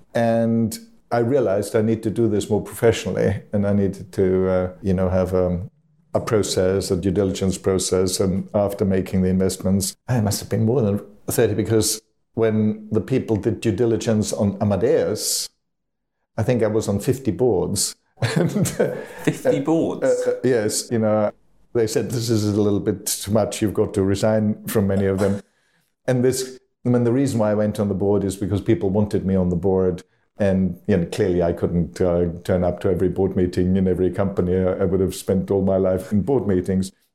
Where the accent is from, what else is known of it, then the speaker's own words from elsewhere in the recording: Austria; moved away; back in my home country of Austria.